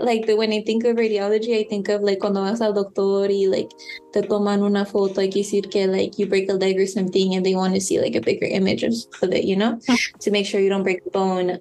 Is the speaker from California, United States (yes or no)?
yes; San Mateo, California, United States; I grew up like in San Mateo, didn't grow up in San Francisco